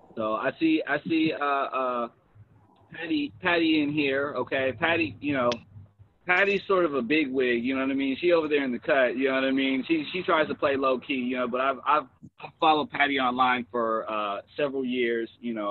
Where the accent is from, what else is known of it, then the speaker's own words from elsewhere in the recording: Los Angeles, California, United States; I'm originally from South Central Los Angeles, they calling it South L.A. now